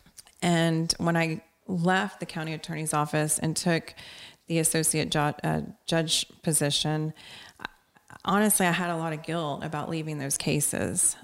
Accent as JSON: {"language": "English", "town": "Corpus Christi", "region": "Texas", "country": "United States", "tie": "born or raised there"}